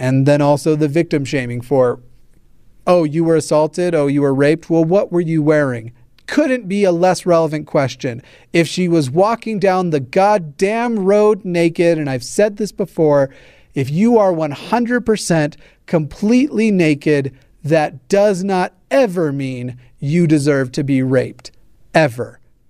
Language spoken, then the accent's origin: English; South Carolina, United States; I'm from South Carolina, and we weren't even allowed to ask about same-sex relationships.